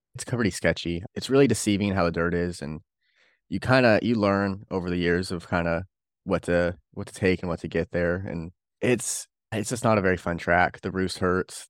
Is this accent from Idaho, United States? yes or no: no; Bakersfield, California, United States; I'm from Bakersfield, California